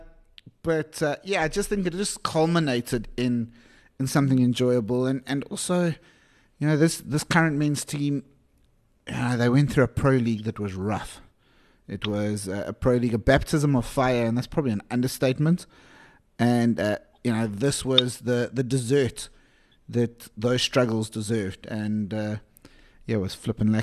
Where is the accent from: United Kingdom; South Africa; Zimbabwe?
South Africa; as a South African